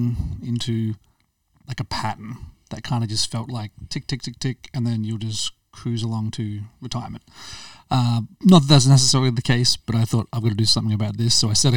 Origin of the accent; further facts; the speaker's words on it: Australia; moved away as an adult; now in France; I'd gotten to a point in my life in Australia, my home country, where I was about 27.